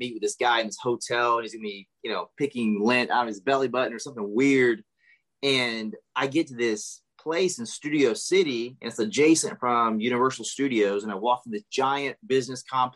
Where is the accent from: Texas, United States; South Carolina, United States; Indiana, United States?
South Carolina, United States; moved away as an adult; also born or lived in Hollywood; I'm from South Carolina